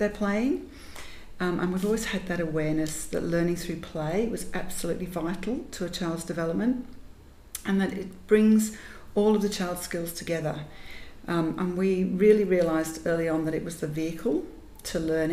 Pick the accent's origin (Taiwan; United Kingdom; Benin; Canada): United Kingdom; Yorkshire and the Humber; Growing up in Yorkshire, where there really wasn't much else